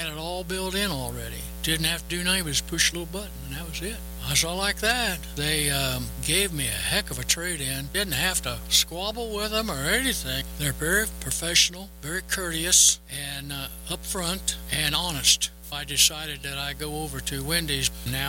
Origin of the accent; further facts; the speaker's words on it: Arapahoe, Oklahoma, United States; from Arapahoe, Oklahoma.